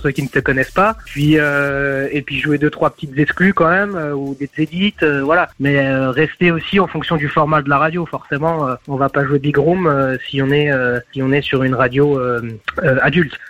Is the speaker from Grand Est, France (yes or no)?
yes; Nancy, Grand Est, France; toujours à Nancy. Ma ville, ma ville d'enfance, ma ville de cœur.